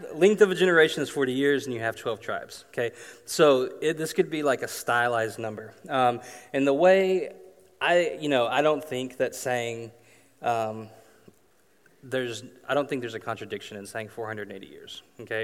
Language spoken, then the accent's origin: English; Arkansas, United States; I grew up in Arkansas